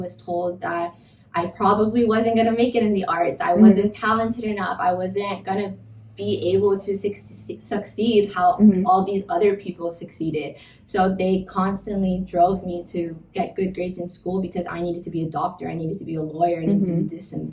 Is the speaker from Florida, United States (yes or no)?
yes; Miami, Florida, United States; moved away; also born or lived in Boston; growing up in Miami and going to school in Boston